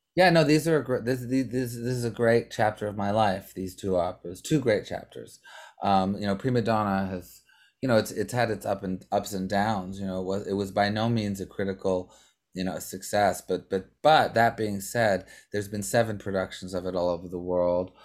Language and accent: English; Montreal, Quebec, Canada; we're all from Montreal